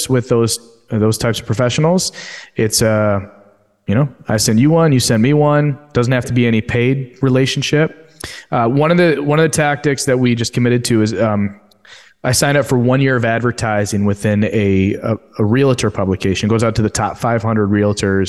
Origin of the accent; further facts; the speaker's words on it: Royal Oak, Michigan, United States; my hometown of Royal Oak, Michigan, where everyone knew me or my dad or my family